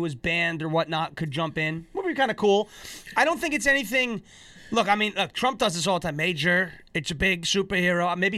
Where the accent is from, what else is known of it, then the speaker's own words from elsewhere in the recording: Puerto Rico; I was raised in Puerto Rican.